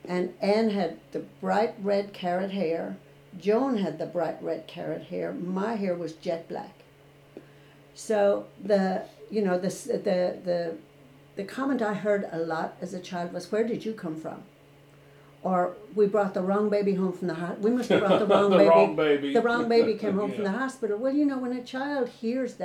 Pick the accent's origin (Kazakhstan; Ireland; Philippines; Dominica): Ireland; moved away as an adult; I was born and raised in Ireland